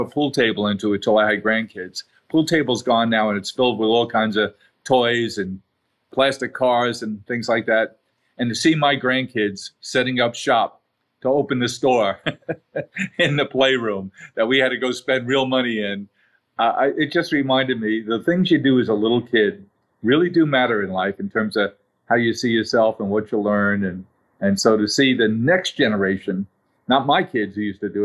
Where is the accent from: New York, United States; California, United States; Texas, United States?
New York, United States; New York City; We grew up in South Queens, not a vibrant neighborhood, blue collar neighborhood, good people